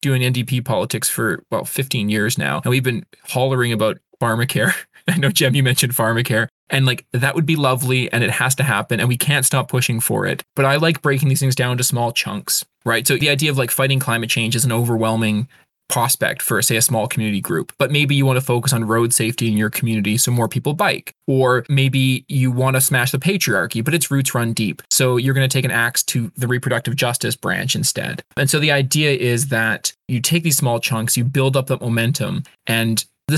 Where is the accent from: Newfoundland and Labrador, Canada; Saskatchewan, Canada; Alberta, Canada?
Alberta, Canada; now in British Columbia, Canada; I grew up in Alberta